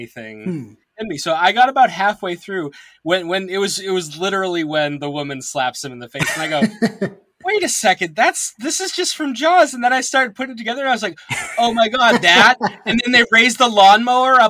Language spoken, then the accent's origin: English; Massachusetts, United States; I am from Massachusetts